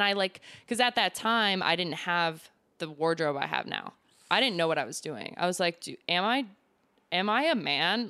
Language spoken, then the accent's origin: English; Lemont, Illinois, United States; also born or lived in Elmwood Park, Illinois; I'm originally from Lamont